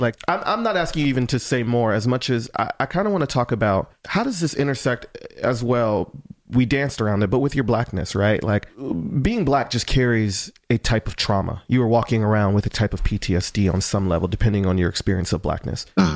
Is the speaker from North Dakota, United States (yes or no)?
no; North Carolina, United States; I'm from North Carolina too